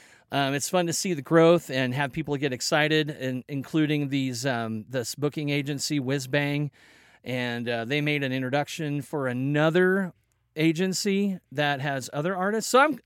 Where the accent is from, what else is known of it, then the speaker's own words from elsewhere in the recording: Belton, Missouri, United States; born there; also born or lived in Kansas / Colorado; now in Oregon, United States; Yeah, man, I was born in Belton, Kansas City area.